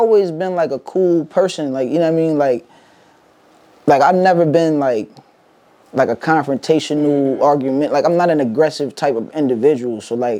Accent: Harrisburg, Pennsylvania, United States; My life growing up in Harrisburg

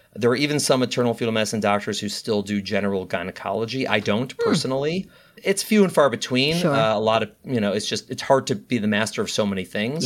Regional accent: Chicago, Illinois, United States; moved away as an adult; now in New York City, United States; I'm a Midwesterner. I was born and raised in Chicago, Illinois

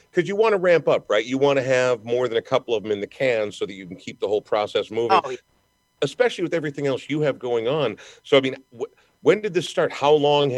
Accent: Minnesota, United States; I take a great deal of pride in being a Minnesotan

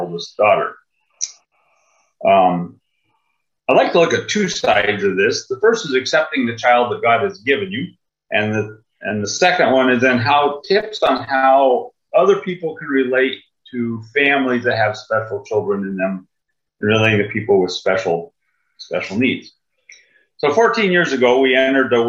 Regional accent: Minnesota, United States; I'm from Lowman, Minnesota. It's a little town way up northern Minnesota by Sub International Falls

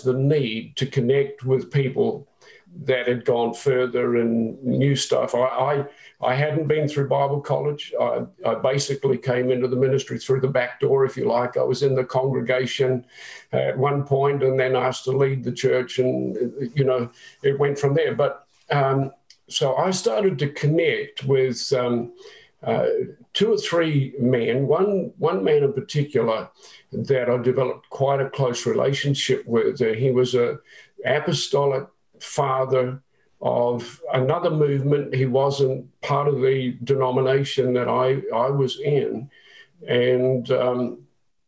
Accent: New Zealand; moved away; I'm a Kiwi

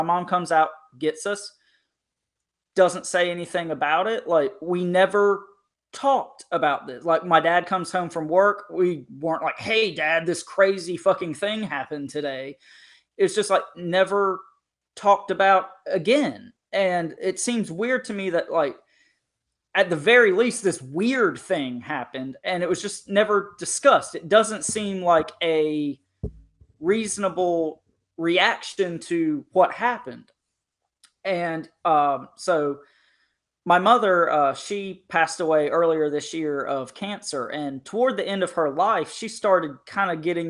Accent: North Carolina, United States; I grew up in Eastern North Carolina across the creek from a very large military institution.

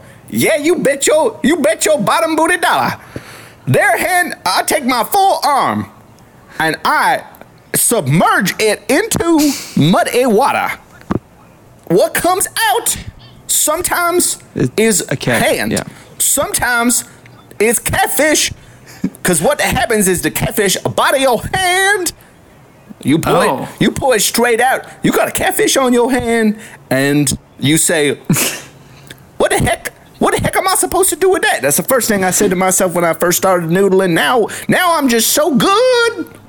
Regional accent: the South, United States; accent: southern; Sometimes my southern accent gets a little too in the way.

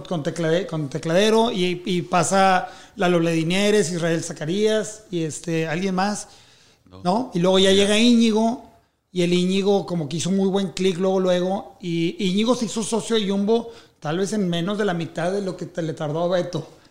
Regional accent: Mexico; siendo un artista mexicano

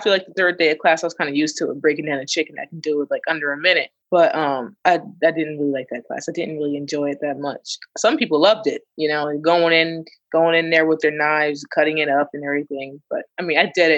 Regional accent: Delaware, United States; moved away as an adult; also born or lived in Miami; I'm from Delaware

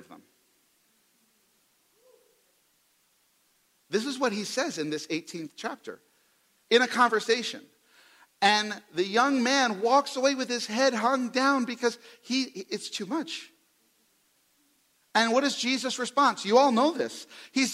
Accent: New York City, New York, United States; now in Oklahoma, United States; I'm from the New York City area.

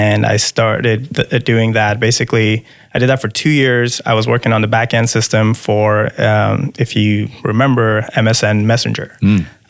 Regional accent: Dubai, United Arab Emirates; moved away as an adult; also born or lived in Iran / Miami; now in Seattle, United States; So I'm from Iran. I grew up outside of Iran, though. So ever since I was little, my parents moved to Dubai

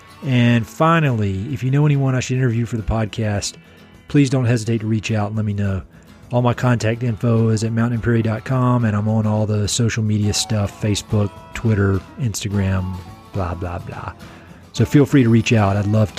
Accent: the South, United States; accent: Southern; my weird Southern accent.

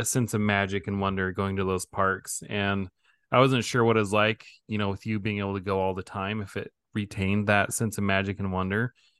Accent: Idaho, United States; I grew up in Idaho

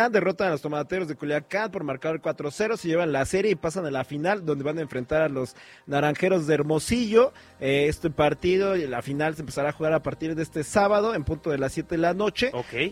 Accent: Italy; Era, eh, soy, soy italiano.

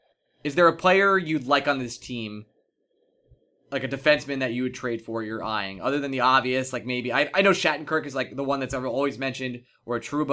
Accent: Long Island, New York, United States; I'm from Long Island

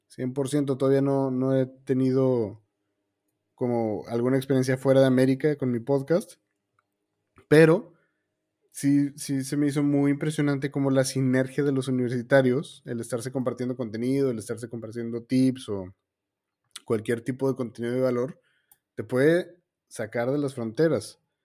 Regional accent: Mexico; also born or lived in Argentina; yo soy mexicano, ah, todo mi trabajo está en México, pero actualmente estoy en Argentina

